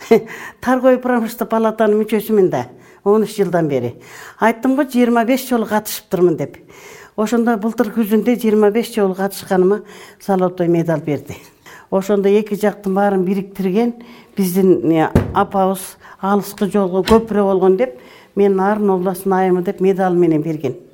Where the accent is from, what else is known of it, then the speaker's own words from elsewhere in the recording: Talas Region, Kyrgyzstan; moved away as an adult; also born or lived in Bishkek / Chatkal District, Jalal-Abad Region; now in Jany-Bazar, Kyrgyzstan; мен бишкекте болдум өзүм Э, таласта чоңойгом өзүм чындап келгенде э, чаткалдын эле кызыл токоюнан болот экенбиз кийин атам кийин көчүп келди